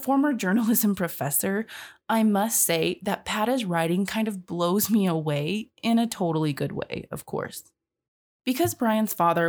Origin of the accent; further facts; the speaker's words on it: Florida, United States; To begin with, my family is from Haiti and moved to the States with my older brother. Fortunately, I was born in the States, so it was easier for my parents to get me enrolled into the Dade County school system faster.